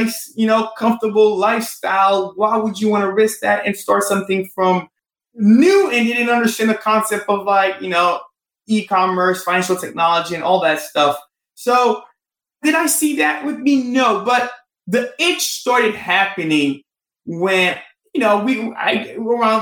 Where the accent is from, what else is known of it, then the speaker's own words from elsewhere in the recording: Haiti; moved away; I'm from Haiti